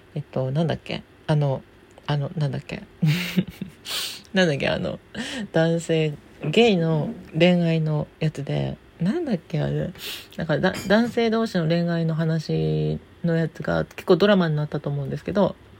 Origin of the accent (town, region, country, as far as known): Hitoyoshi, Kumamoto, Japan; born or raised there